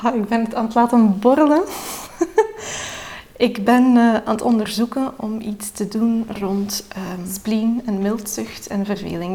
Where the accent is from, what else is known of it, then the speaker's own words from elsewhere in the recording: Belgium; Ik ben geboren in België, maar mijn vader woont in Turkije